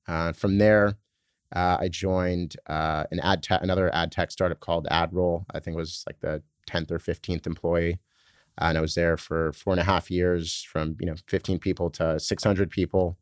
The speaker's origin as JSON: {"language": "English", "town": "Laguna Beach", "region": "California", "country": "United States", "tie": "born or raised there", "also_born_or_lived": "San Francisco / Boston / New York", "moved": "as an adult", "said": "I was born in San Francisco actually, but uh, grew up in Laguna Beach in Southern California"}